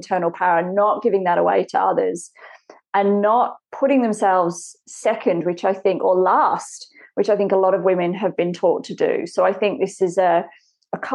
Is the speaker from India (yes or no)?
no; England, United Kingdom; I grew up in England.